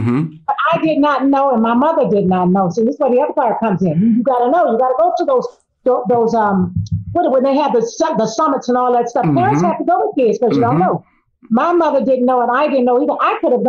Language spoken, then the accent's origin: English; Miami, Florida, United States; And I remember in 1968 when I graduated here in Miami, because I was raised in Miami